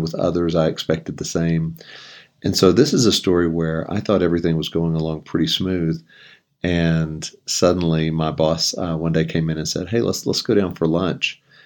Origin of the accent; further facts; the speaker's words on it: a town near Houston, Texas, United States; moved away as an adult; now in Colorado Springs, United States; I grew up in Texas, was there the first twenty-seven years of my life in a, a town near Houston